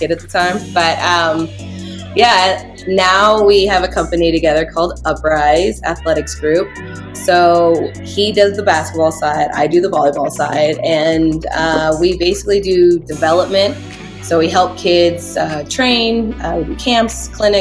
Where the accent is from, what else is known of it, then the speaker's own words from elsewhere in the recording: California, United States; now in Colorado, United States; where we grew up in California, it was huge